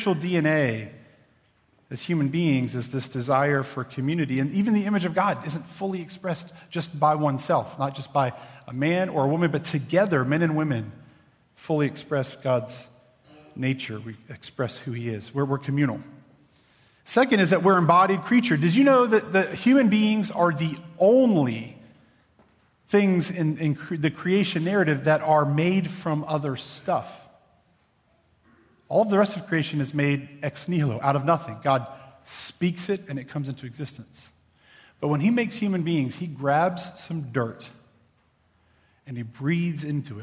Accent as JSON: {"language": "English", "town": "Clarksville", "region": "Virginia", "country": "United States", "tie": "born or raised there", "said": "I grew up in Clarksville, Virginia."}